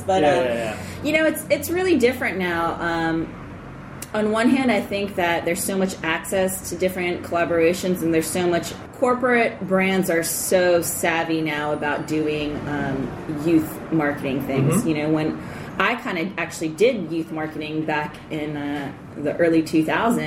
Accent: Baltimore, Maryland, United States; now in Los Angeles, United States; I grew up in Baltimore. I was born and raised in Baltimore.

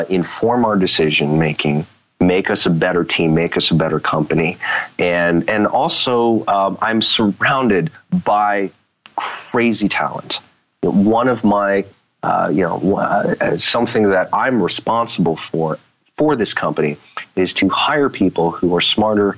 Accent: United States; I was born here in the States. I'm U.S. citizen

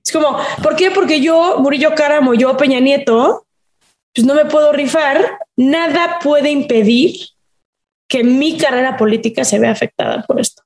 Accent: Mexico; en mi país

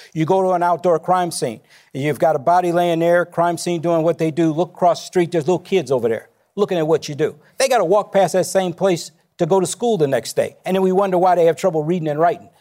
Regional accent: Chicago, Illinois, United States; I grew up in Inglewood on the south side of Chicago

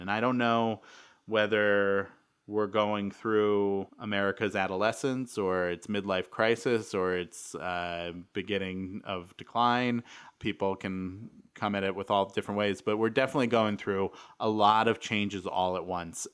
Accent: New York, United States; I, I grew up in New York

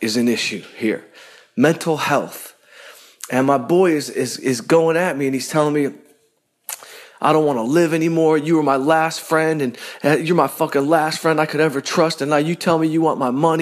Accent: Detroit, Michigan, United States; I'm from Detroit

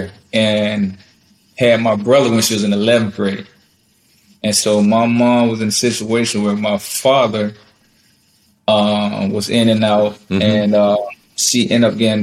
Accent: Florida, United States; born and raised in Florida

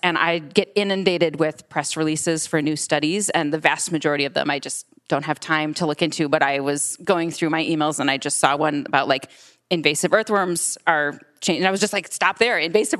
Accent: Michigan, United States; I'm from Michigan

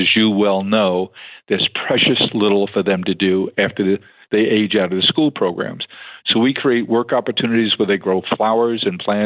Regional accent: New York City, New York, United States; also born or lived in Staten Island; now in Long Island, United States; We weren't affluent and grew up in Staten Island. We grew up in Queens

